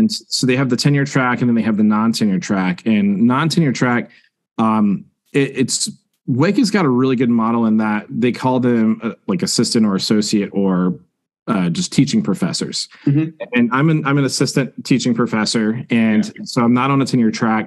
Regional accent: Grifton, North Carolina, United States; right outside of Greenville, North Carolina, a small town by the name of Grifton

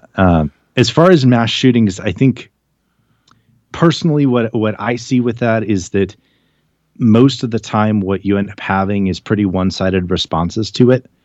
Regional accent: United States; I'm an American

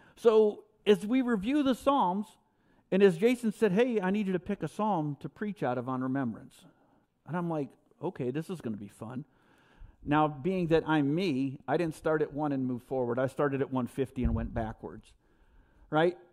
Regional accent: New York, United States; I'm a New Yorker

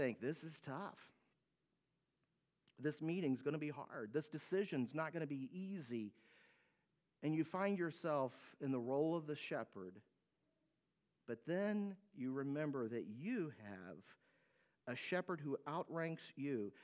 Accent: United States; American citizens

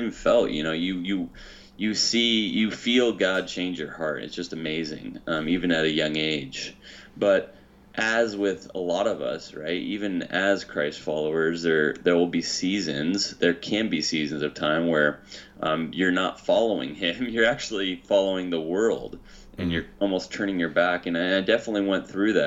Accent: Hutchinson, Kansas, United States; now in California, United States; I grew up in Kansas, Hutchinson, Kansas, the middle of America

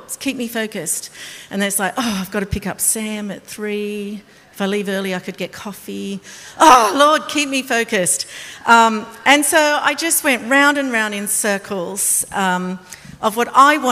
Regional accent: Australia; I'm Australian.

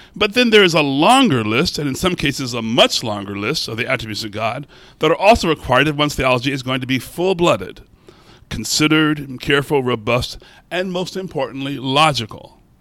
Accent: Baltimore, Maryland, United States; I'm from Baltimore

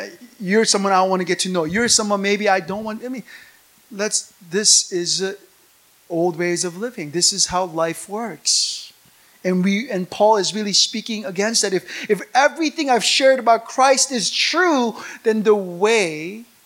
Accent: United States; now in South Korea; living as an American in this city, amongst Koreans

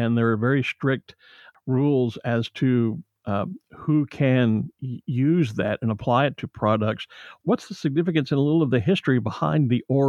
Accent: United States; as an American watching what's happening to the UK with regard to Brexit

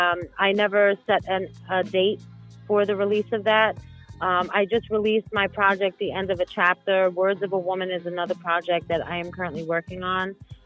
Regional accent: New York City, New York, United States; accent: New York; also born or lived in Queens / Long Island; I was born in Brooklyn. I've lived in Queens. I've lived on Long Island.

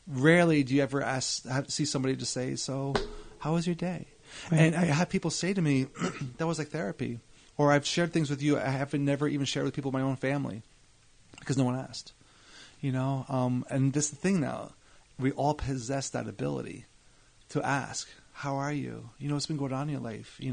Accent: Edison, New Jersey, United States; also born or lived in Scotch Plains; I was in Scotch Plains until I was six. My family moved to Edison. So from when I was seven until 18

